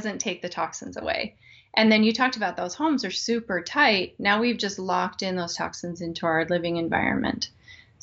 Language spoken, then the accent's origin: English; Wyoming, United States; now in Midwest, United States; I grew up in Wyoming, and it's incredibly dry there